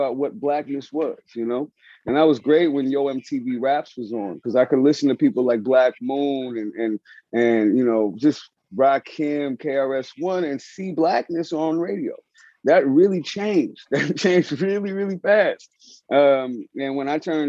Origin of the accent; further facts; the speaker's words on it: San Francisco, California, United States; I grew up in San Francisco, Hunters Point